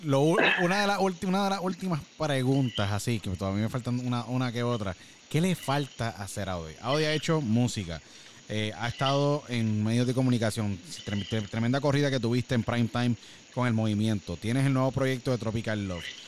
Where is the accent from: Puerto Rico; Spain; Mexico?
Puerto Rico; now in United States; como puertorriqueño puertorriqueño, llevo básicamente, como yo digo, eh, acá en Estados Unidos por, muchos años